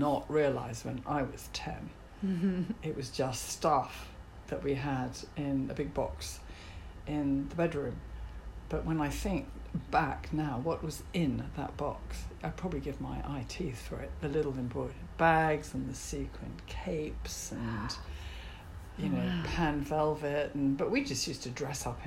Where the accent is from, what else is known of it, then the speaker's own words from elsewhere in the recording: Yorkshire and the Humber, United Kingdom; Yorkshire. Yorkshire? Yeah, in the north of England.